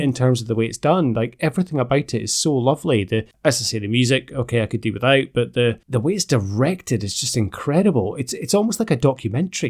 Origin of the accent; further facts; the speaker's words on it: Aberdeen, Scotland, United Kingdom; I'm, I'm from Aberdeen